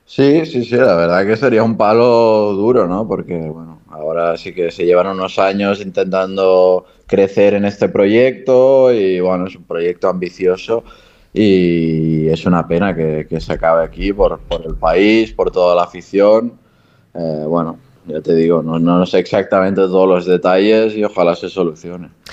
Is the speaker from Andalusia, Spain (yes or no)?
no; Barcelona, Catalonia, Spain; moved away as an adult; also born or lived in Granada / Japan; now in Andorra; cerca de, de Barcelona, que es de donde soy